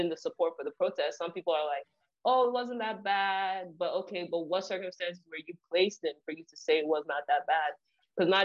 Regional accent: Nigeria; now in New Jersey, United States; I grew up in Nigeria, so we came here with visions to succeed

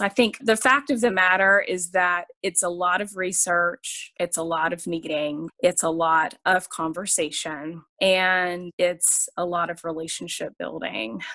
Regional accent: Charlotte, North Carolina, United States; I grew up in Charlotte, North Carolina.

